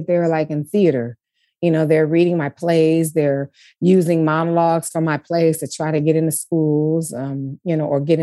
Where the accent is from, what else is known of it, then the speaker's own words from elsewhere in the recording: Detroit, Michigan, United States; moved away as an adult; also born or lived in Ann Arbor; I was raised in this city. I was raised in Coleman Young's Detroit.